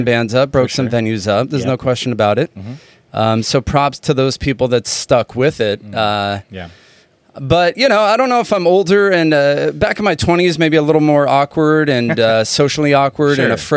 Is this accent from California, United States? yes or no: yes; El Cajon, California, United States; also born or lived in Solana Beach, California; I was born in Solana Beach.